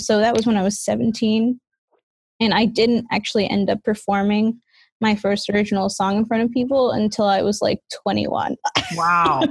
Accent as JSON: {"language": "English", "town": "New York City", "region": "New York", "country": "United States", "tie": "born or raised there", "moved": "as an adult", "lives_now": "Oregon, United States", "said": "I grew up in New York City, in Queens, going to school in Manhattan and working in Manhattan"}